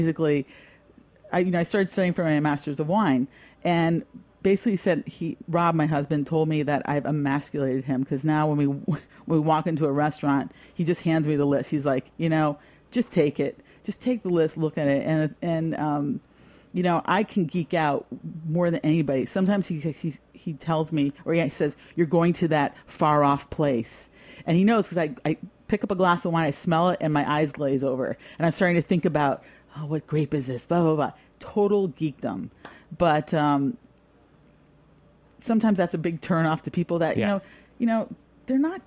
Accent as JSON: {"language": "English", "region": "New York", "country": "United States", "moved": "yes", "lives_now": "Napa, United States", "said": "I'm from New York and I grew up drinking European wines"}